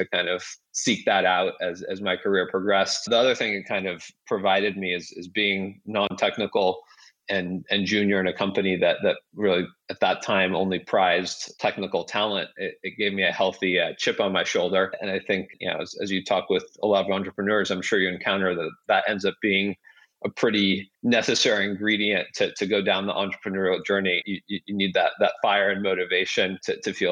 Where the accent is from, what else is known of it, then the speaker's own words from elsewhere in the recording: Seattle, Washington, United States; moved away as an adult; also born or lived in Kyiv, Ukraine / New York / San Francisco Bay Area; I grew up in the Seattle area